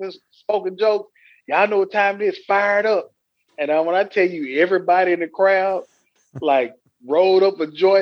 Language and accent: English; West Tennessee, United States; now in Nashville, United States; I'm from West Tennessee, Maryland, Tennessee, like right outside